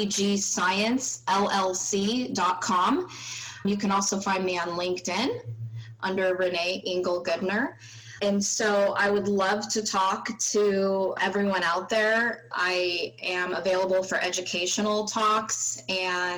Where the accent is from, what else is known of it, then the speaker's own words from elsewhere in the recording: East Bay, Northern California, United States; also born or lived in Madison, Wisconsin; I grew up in Northern California in okay. the East Bay area